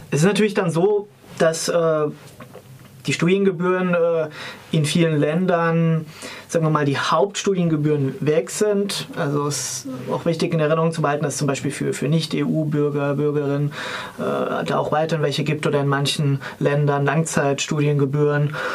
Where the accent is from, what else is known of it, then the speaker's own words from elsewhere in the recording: Hesse, Germany; Ich komme aus Hessen und damals, als ich Abi gemacht hat, hatte ich das dort dann auch noch